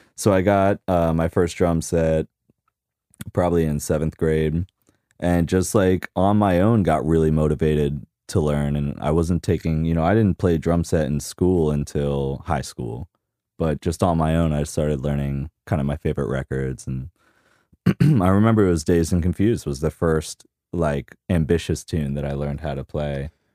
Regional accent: Key West, Florida, United States; I grew up in Key West

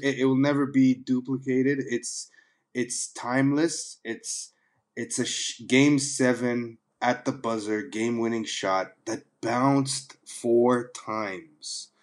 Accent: Toronto, Ontario, Canada; moved away; also born or lived in London, United Kingdom / Dubai, United Arab Emirates / Sudan; I grew up in Toronto

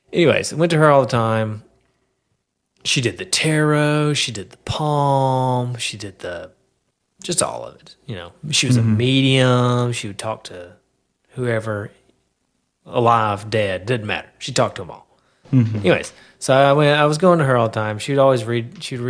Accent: Knoxville, Tennessee, United States; I'm from Knoxville

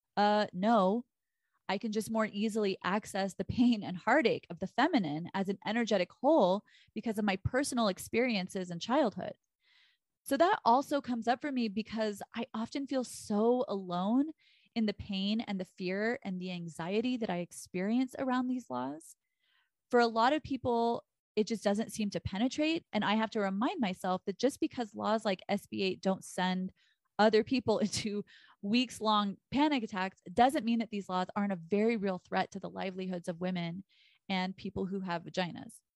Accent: Texas, United States; I'm from Texas

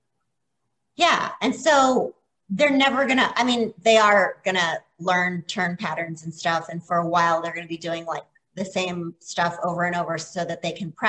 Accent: Florida, United States; now in Ohio, United States; I grew up in Florida.

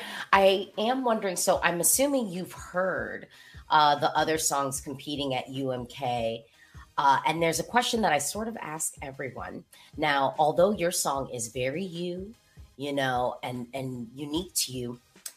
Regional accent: United States; So I am an American.

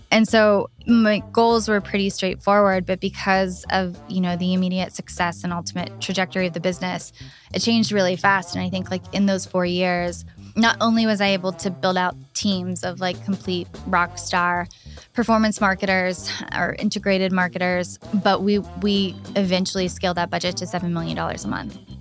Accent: Pittsburgh, Pennsylvania, United States; moved away as an adult; now in West Hollywood, United States; I was born and raised in Pittsburgh, Pennsylvania

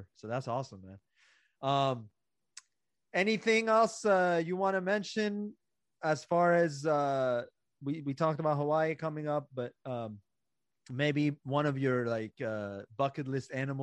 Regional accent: Iran; moved away; I was born in Iran

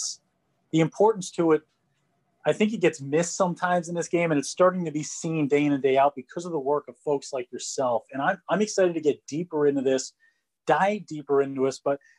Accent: New Jersey, United States; I am from New Jersey

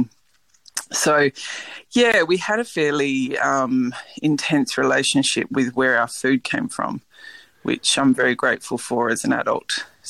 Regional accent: Western Australia, Australia; So I grew up in the Swan Valley with a big family, and it's a very warm climate.

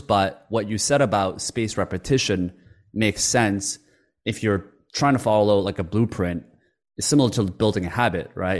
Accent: Canada; English is a second language; also born or lived in Korea; I had a language barrier growing up in Canada when I when I moved over from Korea

